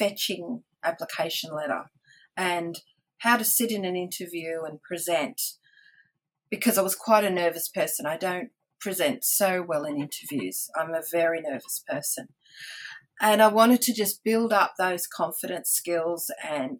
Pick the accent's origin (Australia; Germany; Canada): Australia; Central Coast, New South Wales; I came from the Central Coast, so I worked locally part-time.